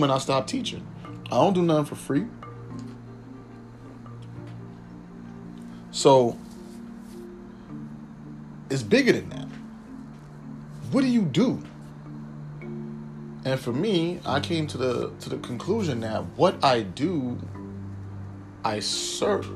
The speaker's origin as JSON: {"language": "English", "town": "New York City", "region": "New York", "country": "United States", "tie": "born or raised there", "said": "I'm from the Bronx, but being technical, I was born in the Bronx"}